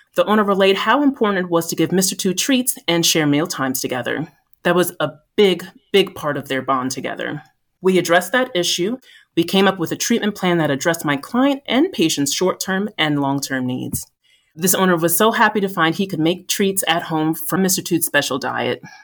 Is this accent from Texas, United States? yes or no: no; New Jersey, United States; also born or lived in Boston, Massachusetts; I've always lived in the Northeast U S, born and raised in New Jersey